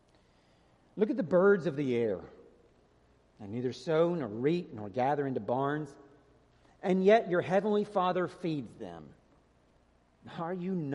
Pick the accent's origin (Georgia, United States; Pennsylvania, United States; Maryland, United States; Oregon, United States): Georgia, United States; moved away as an adult; I grew up in Georgia. When I was a kid, our address was Rural Route 1